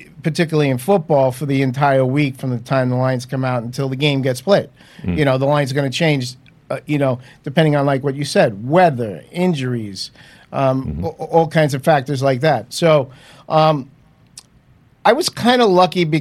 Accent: New York, United States; accent: New York; moved away as an adult; also born or lived in Las Vegas; I'm from New York, as you can probably tell by the accent

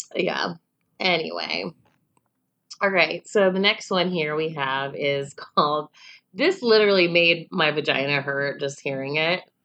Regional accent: Chicago, Illinois, United States; we're from Chicago

